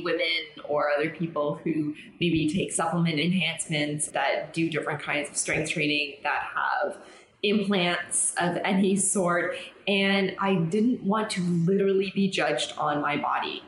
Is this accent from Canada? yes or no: yes; Canada; now in Mexico; I'm Canadian